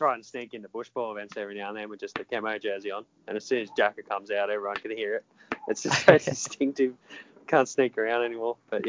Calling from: South Windsor, New South Wales, Australia; just ringing from South Windsor.

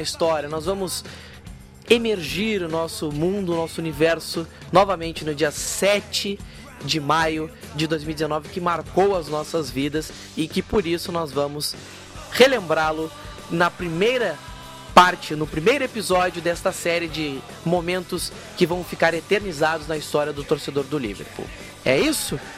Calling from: Rio Grande, Rio Grande do Sul, Brazil; falo de Rio Grande, no Rio Grande do Sul

